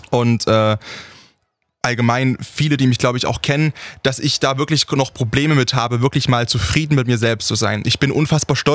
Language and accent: German; Saxony, Germany; wenn mich jemand fragt, wo ich herkomme und ich sage, ich komme aus Sachsen, dass mir dann entgegengebracht wird. Krass, hört man gar nicht